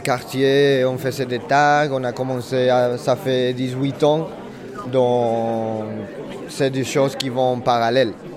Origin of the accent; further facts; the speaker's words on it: Madrid, Community of Madrid, Spain; French is a second language; moved away as an adult; now in Marseille, France; Je viens de Madrid et du coup, je suis arrivé à Marseille parce que j'adore la langue française et j'avais très envie de l'apprendre